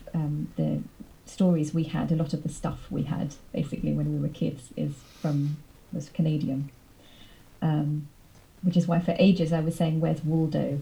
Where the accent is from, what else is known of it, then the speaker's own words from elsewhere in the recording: United Kingdom; my experience as a British person